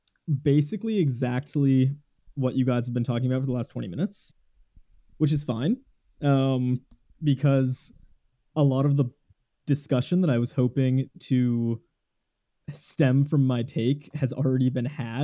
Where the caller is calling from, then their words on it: Massachusetts, United States; Calling from Massachusetts.